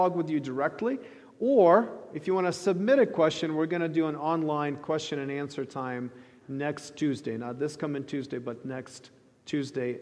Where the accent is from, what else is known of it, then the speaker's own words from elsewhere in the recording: Ukraine; moved away; I grew up in the Soviet Ukraine, as many of you know, and I grew up in a thoroughly secular society